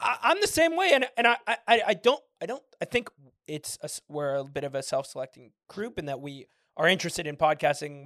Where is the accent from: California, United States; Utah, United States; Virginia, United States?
California, United States; San Francisco; moved away; also born or lived in Michigan; I'm from San Francisco